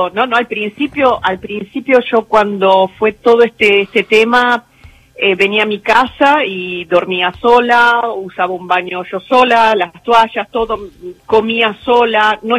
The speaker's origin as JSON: {"language": "Spanish", "town": "San Martín", "region": "Buenos Aires Province", "country": "Argentina", "tie": "born or raised there", "said": "Yo soy de Buenos Aires, nací en San de Buenos Aires, de San Martín."}